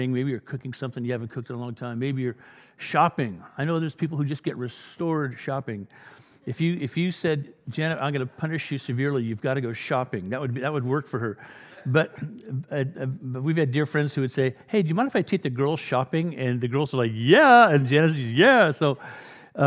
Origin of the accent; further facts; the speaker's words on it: England, United Kingdom; I'm an Englishman.